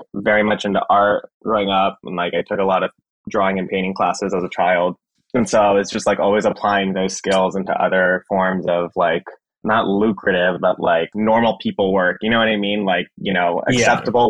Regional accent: Los Angeles, California, United States; moved away; I'm from California, I'm from LA, like a suburb

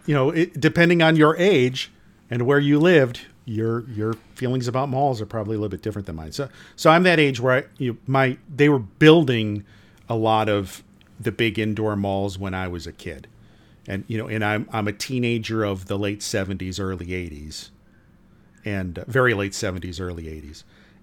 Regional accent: Southfield, Michigan, United States; born there; I think it might have been built before I was born or right after I was born in Southfield, Michigan.

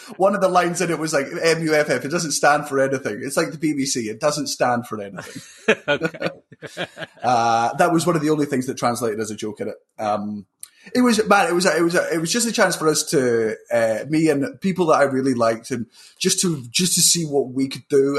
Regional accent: Fife, Scotland, United Kingdom; accent: Fife; moved up to Fife when I was four and then went worse because I went to the Fife accent

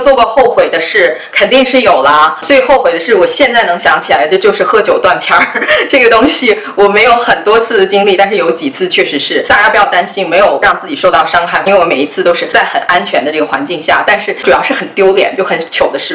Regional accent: Taiyuan, Shanxi, China; moved away as an adult; also born or lived in Datong, Shanxi; now in United States; 我祖籍是河北的， 跟着我爷爷那边， 但是我不是在那边出生长大的，我是在山西太原出生长大的， 所以我一般会跟人说我是山西太原人。半个太原人， 半个大同人吧， 因为我奶奶家在大同， 所以我在大同呢也生活了很长时间， 所以基本上我就会跟人家说我是山西人

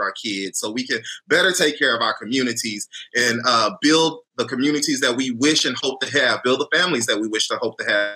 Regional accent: Houston, Texas, United States; moved away; I'm from Houston, originally from Houston

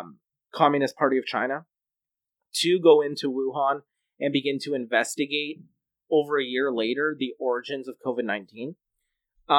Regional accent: Canada; which constitutionally you have every right to do as a Canadian.

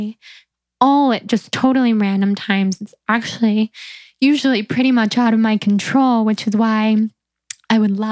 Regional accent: near San Francisco, California, United States; moved away; also born or lived in New York; growing up near San Francisco

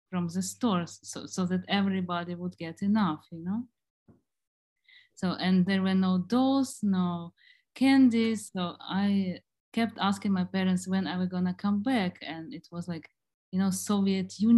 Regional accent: Ukraine; also born or lived in Germany; I was born in Ukraine and uh, then my family moved to Germany. Uh, my father was in the army there. Uh, when I was around nine years old, they returned to Ukraine. So I grew up in Germany actually.

